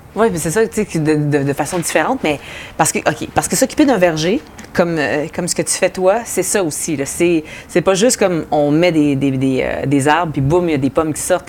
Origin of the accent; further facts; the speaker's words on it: Montérégie, Quebec, Canada; je viens de la Montérégie, en plus, fait qu'il y a toujours eu des pommes autour de moi